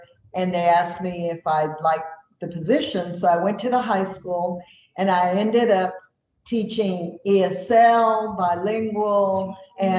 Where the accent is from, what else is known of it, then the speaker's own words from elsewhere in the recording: Vanderbilt, Texas, United States; also born or lived in Palacios, Texas; We were raised in Vanderbilt, Texas, which is a little small town